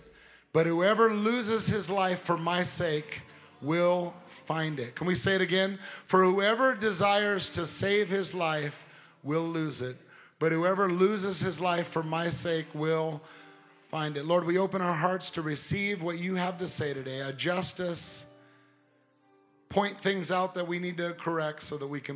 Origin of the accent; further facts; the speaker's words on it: Southern California, United States; I'm from Southern California. I'm not from the South